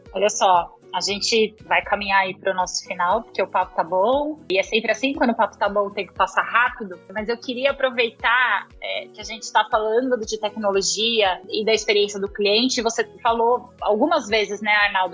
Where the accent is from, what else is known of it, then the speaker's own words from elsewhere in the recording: São Paulo, Brazil; Eu sou de família italiana, sou lá da Moca, meu. Aqui em São Paulo.